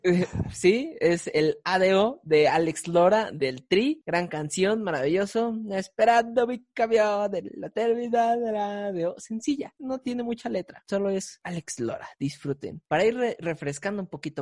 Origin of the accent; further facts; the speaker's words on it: Mexico; soy mexicano